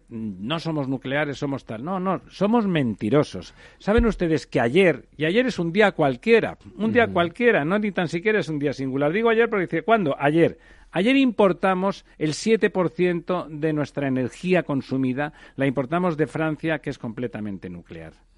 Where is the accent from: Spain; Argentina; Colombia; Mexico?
Spain; Catalonia; yo soy catalán